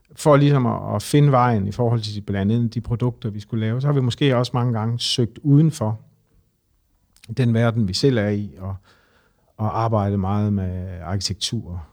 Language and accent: Danish; Horsens, Central Denmark Region, Denmark; now in Copenhagen, Denmark